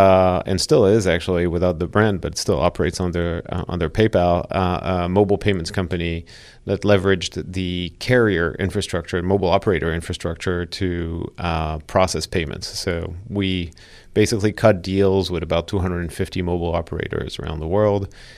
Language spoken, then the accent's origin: English; Switzerland; also born or lived in Paris, France; And then I grew up in Switzerland, actually. I was born in Paris, stayed there until my early teens, moved to Switzerland after that with my parents.